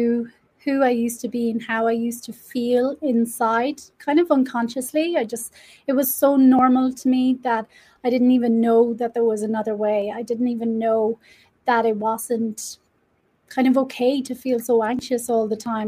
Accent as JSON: {"language": "English", "country": "Ireland", "moved": "yes", "lives_now": "Mexico", "said": "I am Irish, living in Mexico."}